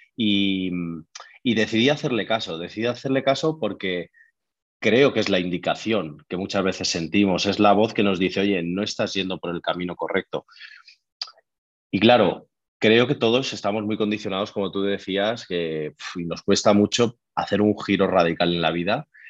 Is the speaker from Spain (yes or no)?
yes; Madrid, Community of Madrid, Spain; soy de Madrid, tengo 34 años